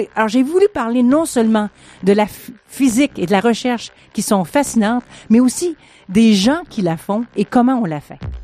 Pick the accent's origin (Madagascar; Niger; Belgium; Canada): Canada; Quebec; moved away as an adult; also born or lived in France / Switzerland; je suis canadienne, québécoise